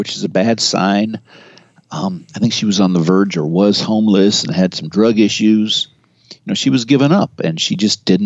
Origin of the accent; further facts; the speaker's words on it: Marin County, California, United States; I'm from Marin County.